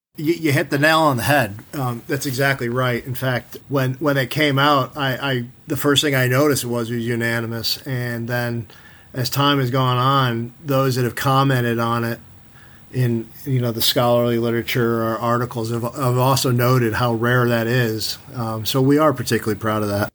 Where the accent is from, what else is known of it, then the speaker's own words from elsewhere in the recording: New York, United States; as a kid growing up in New York